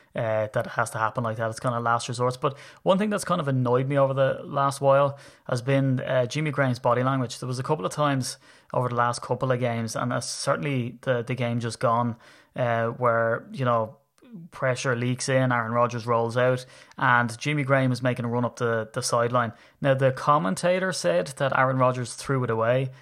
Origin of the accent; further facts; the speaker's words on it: Ireland; I'm Irish